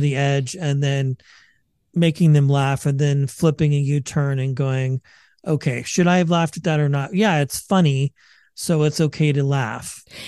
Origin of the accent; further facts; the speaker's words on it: Bay Area, California, United States; I'm from the Bay Area